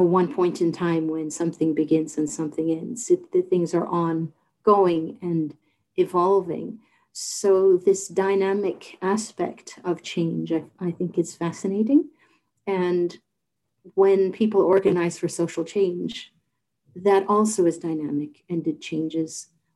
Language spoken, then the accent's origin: English; St. John's, Newfoundland and Labrador, Canada; moved away as an adult; I'm from St. John's, born and raised, but I'm a first generation Newfoundlander